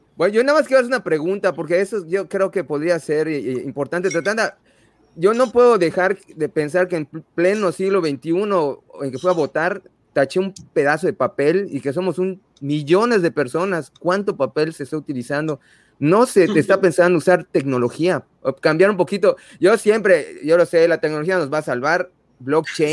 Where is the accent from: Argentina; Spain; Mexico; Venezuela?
Mexico; Nosotros como mexicanos